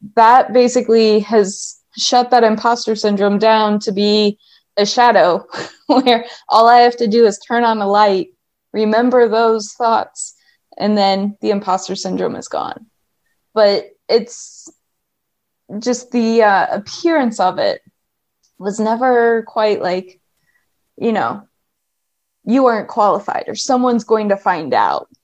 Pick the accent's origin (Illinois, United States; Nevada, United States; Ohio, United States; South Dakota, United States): Ohio, United States; moved away as an adult; also born or lived in upstate New York; I was um, born and raised in Ohio